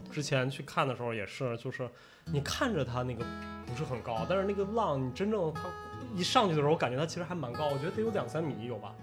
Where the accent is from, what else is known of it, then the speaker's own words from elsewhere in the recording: China; moved away as an adult; also born or lived in New York, United States; 我们中国人